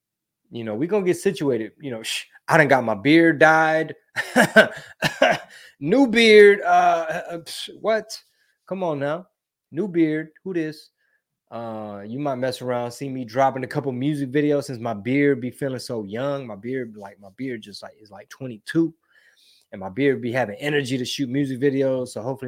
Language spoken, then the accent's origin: English; Ohio, United States; born there; my parents didn't bring me here. I was born in Ohio.